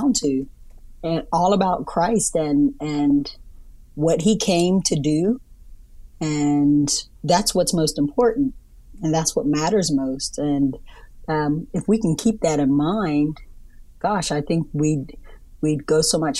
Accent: Bermuda; now in Canada; I'm originally from Bermuda

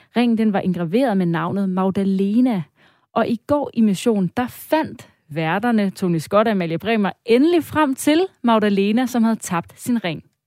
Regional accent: Denmark; os som danskere

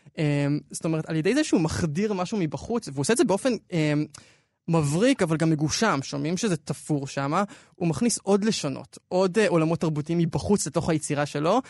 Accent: Israel; אנחנו ישראלים

